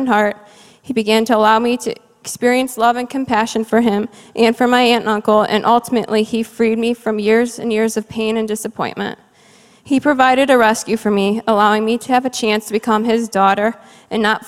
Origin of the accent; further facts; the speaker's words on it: Cleveland, Ohio, United States; I grew up in Cleveland, Ohio, the only child to my parents